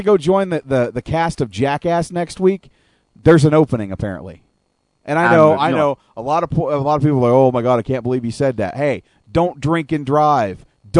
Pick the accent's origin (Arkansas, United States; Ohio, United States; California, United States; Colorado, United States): Arkansas, United States; also born or lived in Oklahoma / Texas; I am from Arkansas, Oklahoma, Texas. I've lived in those places for 20 years of my life. You could consider me a redneck.